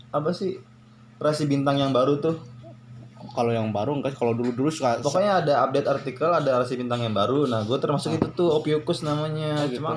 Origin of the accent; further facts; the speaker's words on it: Bumiayu, Central Java, Indonesia; daerah Bumi Ayu di situ bahasanya apa sih bahasanya maksudnya bahasa iya bahasa kesehariannya kalau di daerah gue campur campur terus untuk daerah gue sih termasuk masuknya ke daerah Sunda jadi di Jawa nih ya daerah Jawa tapi bahasa sehari-hari Sunda